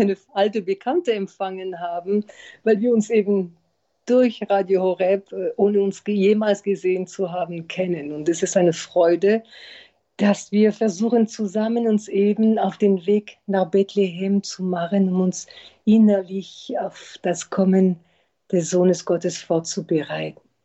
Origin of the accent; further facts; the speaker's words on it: France; now in Berlin, Germany; in Frankreich, wo ich herkomme